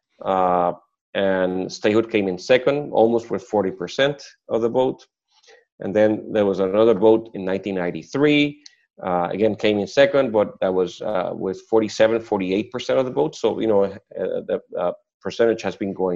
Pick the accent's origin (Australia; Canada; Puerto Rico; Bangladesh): Puerto Rico